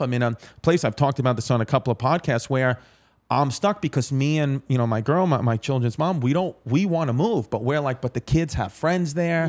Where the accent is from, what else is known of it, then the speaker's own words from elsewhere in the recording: New York City, New York, United States; also born or lived in Staten Island; I was raised in Ridgewood, Queens, like Queens, Brooklyn.